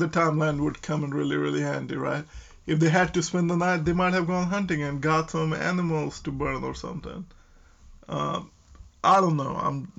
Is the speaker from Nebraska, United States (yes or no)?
yes; Nebraska, United States; So we are from Nebraska